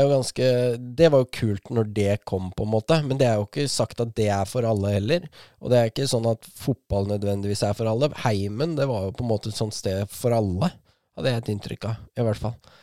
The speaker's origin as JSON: {"language": "Norwegian", "town": "Askim", "region": "Østfold", "country": "Norway", "tie": "born or raised there", "said": "hjembyen min"}